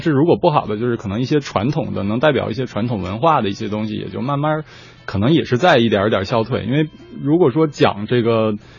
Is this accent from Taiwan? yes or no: no; Northeast China, China; moved away; 我自己是东北人，然后也试过就是做一下东北版的那个方言测试